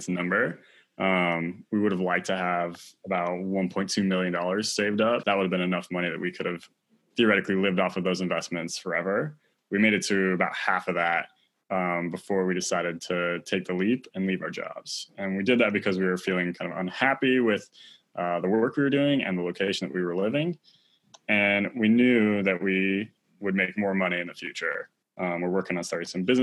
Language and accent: English; Aspen, Colorado, United States; I grew up outside of Aspen, Colorado